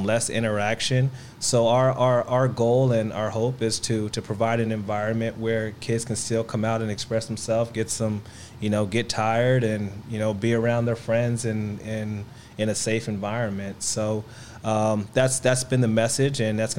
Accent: Los Angeles, California, United States; I'm from Los Angeles. Well, the Valley

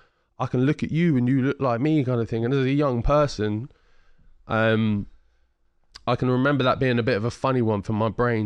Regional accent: Ipswich, East of England, United Kingdom; And I'm from Ipswich, which is a predominantly white area.

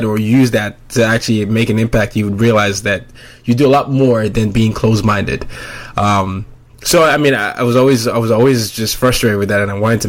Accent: Nigeria; I'm from Nigeria, several tribes

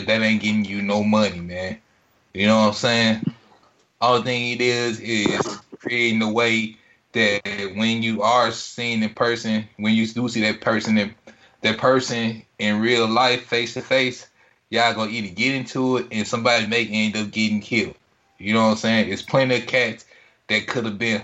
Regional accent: Greenville, Mississippi, United States; coming from Greenville, growing up in Greenville, doing music in Greenville

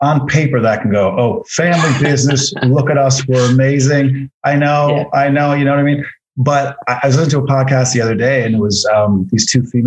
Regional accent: Corner Brook, Newfoundland and Labrador, Canada; moved away as an adult; also born or lived in St. John's, Newfoundland; I grew up in Corner Brook and lived in St. John's for a bunch of years, and I haven't lived in Newfoundland for about 17 years

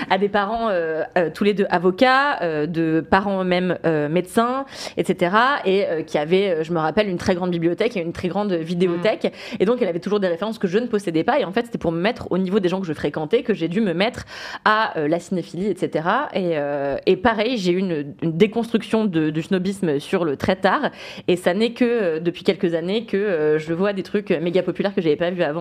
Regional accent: Levallois-Perret, Île-de-France, France; C'est que moi, j'ai grandi à Levallois-Perret.

